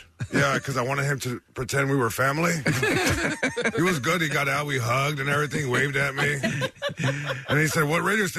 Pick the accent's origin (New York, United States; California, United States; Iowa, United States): California, United States; Long Beach; Yeah, no, I am from Long Beach, California, born and raised. I am Mexican and an only child